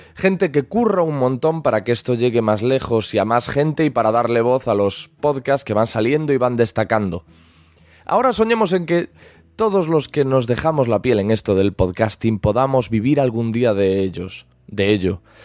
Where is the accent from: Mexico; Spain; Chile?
Spain; Galicia; se me percibe por el acento, pero soy gallego